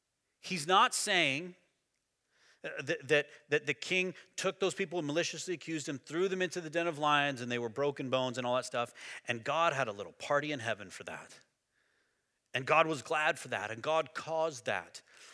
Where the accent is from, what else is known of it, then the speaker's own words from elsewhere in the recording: Texas, United States; Growing up in Sunday school, and I went to church in West Texas when I was a kid